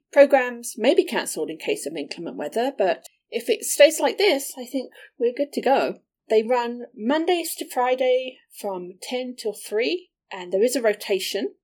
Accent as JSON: {"language": "English", "region": "England", "country": "United Kingdom", "tie": "born or raised there", "moved": "yes", "said": "These were shows that I watched when I was growing up in England"}